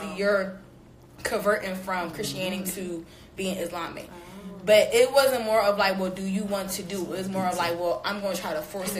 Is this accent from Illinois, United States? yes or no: no; Philadelphia, Pennsylvania, United States; I'm from Philly.